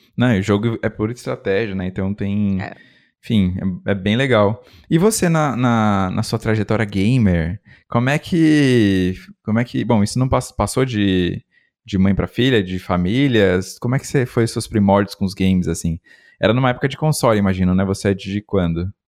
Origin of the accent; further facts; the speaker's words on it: interior of São Paulo, Brazil; Também sou do interior